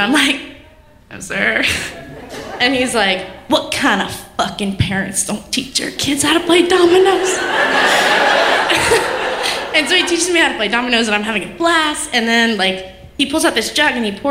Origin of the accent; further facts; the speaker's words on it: North Carolina, United States; North Carolina